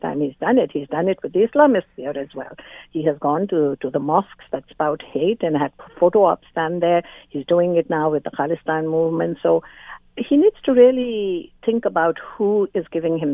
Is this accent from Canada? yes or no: yes; Canada; me as a Canadian